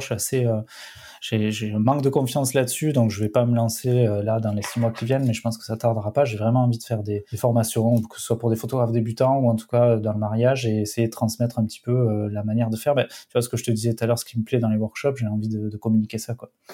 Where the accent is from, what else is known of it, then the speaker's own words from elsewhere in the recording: Perpignan, Occitania, France; Perpignan, c'est pas Marseille non plus, mais c'est vrai qu'on est pas mal quand même